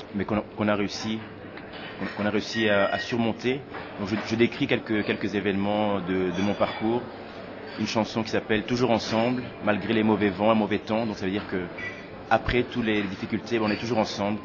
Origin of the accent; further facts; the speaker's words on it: Tournai area, Wallonia, Belgium; also born or lived in Kinshasa, DR Congo / Brussels, Belgium; je suis né à Kinshasa, où j'ai vécu les sept premières années, et puis j'ai débarqué euh, en Belgique, euh, et, j'y suis depuis. Donc voilà, donc euh, grandi dans la région de Tournai